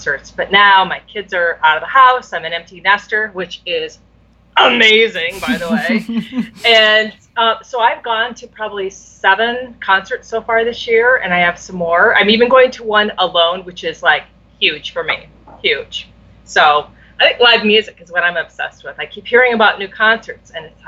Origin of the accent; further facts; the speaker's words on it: Iowa, United States; I grew up in Iowa